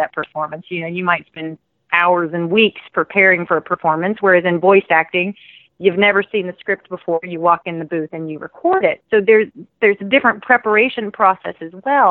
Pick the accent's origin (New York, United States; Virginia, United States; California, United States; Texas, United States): Texas, United States; Houston; moved away as an adult; now in Dallas, United States; Originally, I'm from Houston